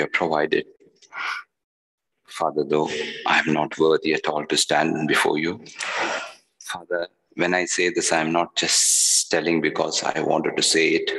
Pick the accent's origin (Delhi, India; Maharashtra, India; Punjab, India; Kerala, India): Kerala, India; I'm from Kerala